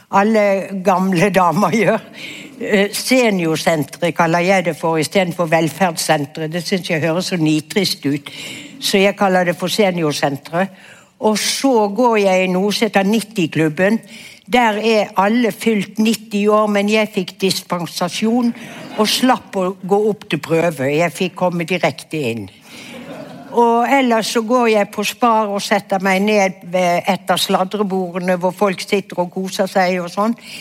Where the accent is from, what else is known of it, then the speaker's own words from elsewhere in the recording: Bergen, Vestland, Norway; jeg vokste opp i Fana kommune på et vidunderlig sted som et paradis